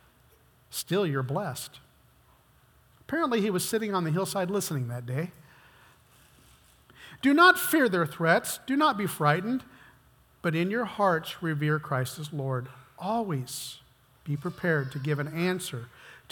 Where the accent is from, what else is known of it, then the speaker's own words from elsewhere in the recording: United States; I've been American all my life